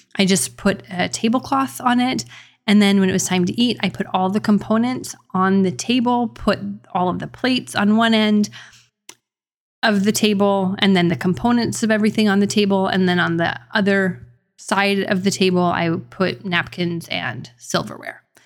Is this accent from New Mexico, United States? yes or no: yes; New Mexico, United States; I'm from New Mexico